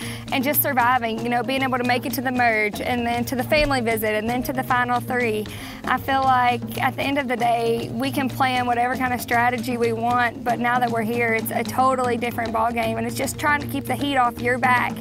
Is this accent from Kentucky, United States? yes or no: yes; Campbellsville, Kentucky, United States; I'm from Campbellsville, Kentucky